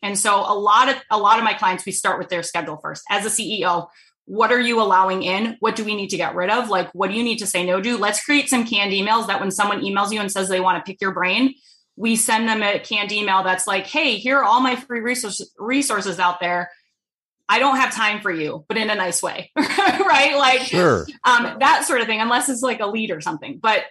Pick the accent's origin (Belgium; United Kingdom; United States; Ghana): United States; East Coast; I'm from the East Coast originally, so I'm a top fast talker.